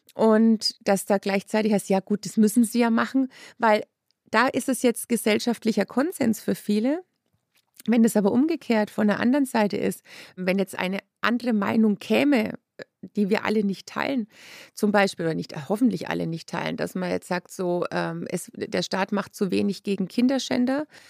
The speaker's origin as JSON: {"language": "German", "area": "Lower Franconia", "region": "Bavaria", "country": "Germany", "said": "ich bin aus Unterfranken"}